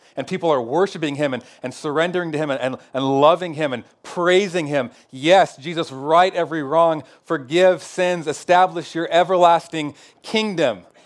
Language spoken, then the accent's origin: English; Northwest America, Pacific Northwest, United States; American Christians, especially maybe Northwest American Christians.